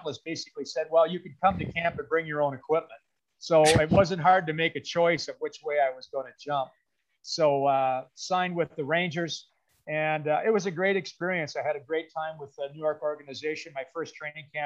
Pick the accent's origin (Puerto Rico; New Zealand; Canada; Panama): Canada; Milverton, Ontario; also born or lived in Listowel, Ontario / Elmira, Ontario / Kitchener-Waterloo, Ontario; I was born in Listowel. So I was born in Listowel, but when I was about 1 month old, we moved to Milverton